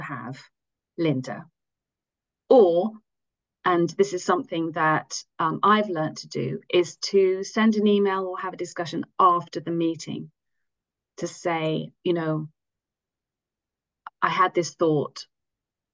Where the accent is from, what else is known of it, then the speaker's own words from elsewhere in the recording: England, United Kingdom; first language English; moved away as an adult; also born or lived in United States / France; now in Zurich, Switzerland; I am English